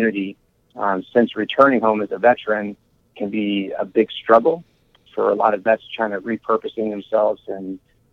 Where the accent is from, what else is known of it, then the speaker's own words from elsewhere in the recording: Iowa, United States; I was raised here in Iowa.